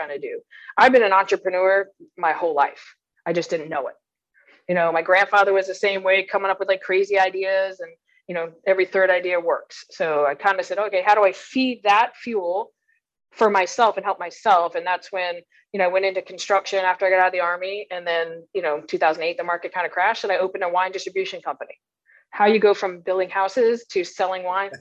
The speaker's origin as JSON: {"language": "English", "region": "Vermont", "country": "United States", "tie": "born or raised there", "said": "I'm originally from Vermont. I'm a Yankee through and through. So grew up in a small, I can't say small farm"}